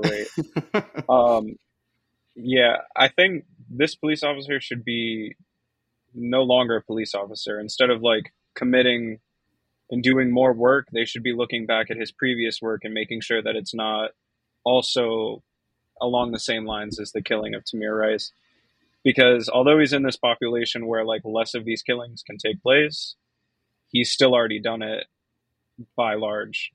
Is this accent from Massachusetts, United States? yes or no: yes; Boston, Massachusetts, United States; my hometown of Boston